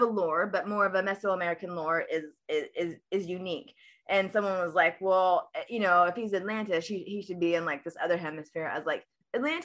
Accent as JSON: {"language": "English", "country": "Guatemala", "said": "I'm actually Guatemalan. I'm from Guatemala"}